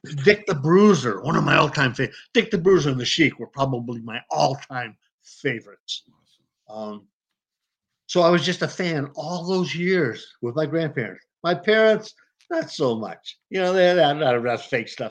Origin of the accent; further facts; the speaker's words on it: Detroit, Michigan, United States; I grew up in Detroit.